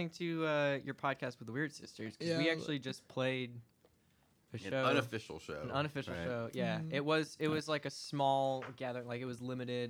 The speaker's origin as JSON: {"language": "English", "town": "Dallas", "region": "Texas", "country": "United States", "tie": "born or raised there", "moved": "as an adult", "lives_now": "Nashville, United States", "said": "Dallas, Texas. Nice. Okay. Born and raised."}